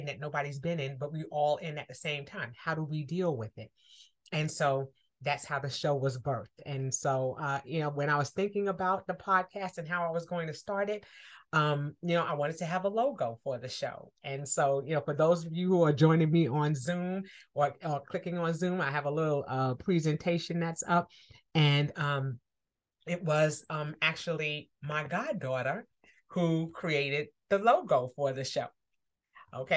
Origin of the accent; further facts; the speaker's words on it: New York, United States; I'm from New York. My parents are from Harlem